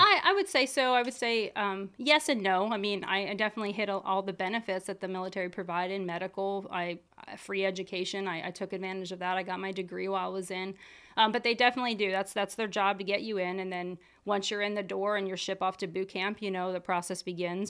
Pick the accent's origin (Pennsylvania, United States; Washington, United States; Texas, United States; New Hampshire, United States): Pennsylvania, United States; Lancaster County; grew up here, right here in Lancaster County. I went to Ephrata High School.